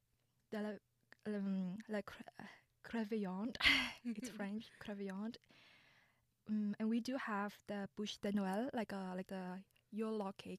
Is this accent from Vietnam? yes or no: yes; Vietnam; now in Canada; I'm actually an international student from Vietnam.